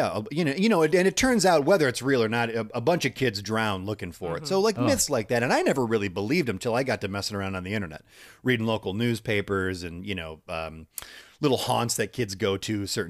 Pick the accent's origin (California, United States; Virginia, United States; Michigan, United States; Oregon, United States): Michigan, United States; I'm from Michigan.